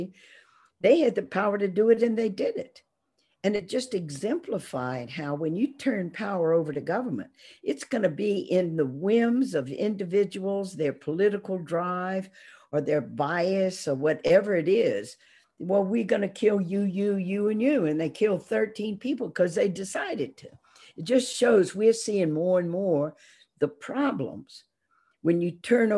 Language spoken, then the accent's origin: English; Baton Rouge, Louisiana, United States; growing up in Baton Rouge, Louisiana